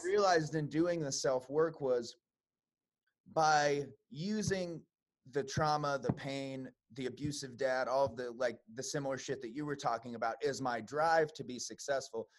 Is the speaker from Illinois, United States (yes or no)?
yes; Chicago, Illinois, United States; I'm from Chicago, mm-hmm. um, so I lived uh, on the west side